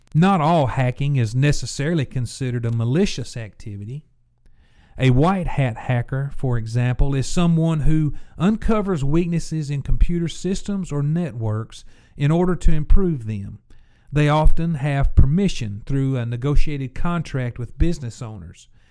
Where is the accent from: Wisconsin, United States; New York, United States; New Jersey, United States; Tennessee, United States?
Tennessee, United States; became a Blue Raider in my home state at Middle Tennessee State University